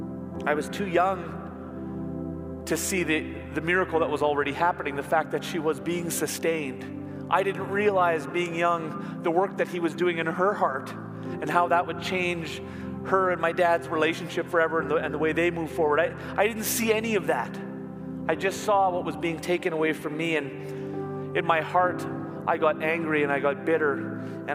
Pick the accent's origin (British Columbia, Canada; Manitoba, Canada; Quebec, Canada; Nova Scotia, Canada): Manitoba, Canada; also born or lived in Ontario; When I was 10, we moved from Ontario to Manitoba